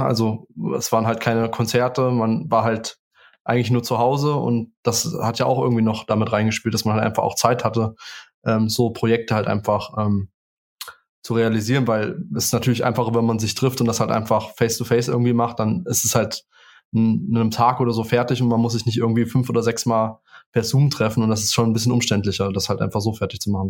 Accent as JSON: {"language": "German", "town": "Spangenberg", "region": "Hesse", "country": "Germany", "said": "Ich komme aus Spangenberg"}